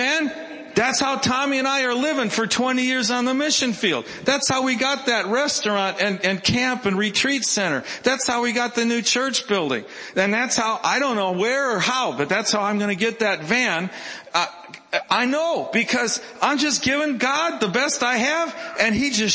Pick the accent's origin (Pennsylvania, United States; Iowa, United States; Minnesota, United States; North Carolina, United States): Minnesota, United States; I was from Minnesota.